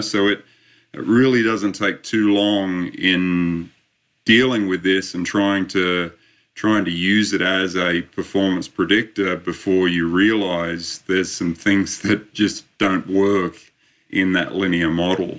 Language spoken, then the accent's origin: English; Australia; also born or lived in Sydney, Australia; I started my uh, my studies a little over 30 years ago now, back in uh, back in Sydney, Australia